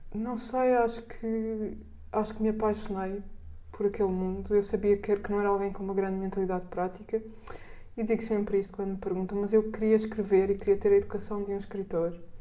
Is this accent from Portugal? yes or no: yes; Portugal; havia uma boa biblioteca da Gulbenkian na pequena vila onde eu cresci